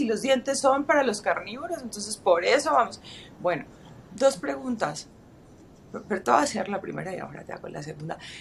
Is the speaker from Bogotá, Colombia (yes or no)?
no; Medellín, Antioquia, Colombia; moved away; paisa de mi ciudad natal, de mi país natal